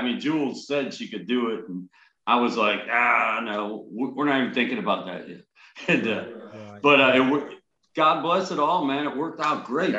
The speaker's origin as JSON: {"language": "English", "town": "Cleveland", "region": "Ohio", "country": "United States", "tie": "born or raised there", "moved": "yes", "lives_now": "Texas, United States", "said": "I grew up in Cleveland playing"}